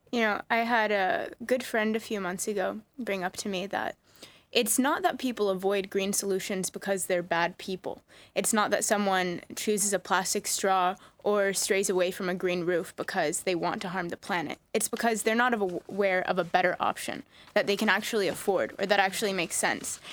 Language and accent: English; Hawaii, United States; moved away as an adult; also born or lived in East Coast; I grew up here in Hawaii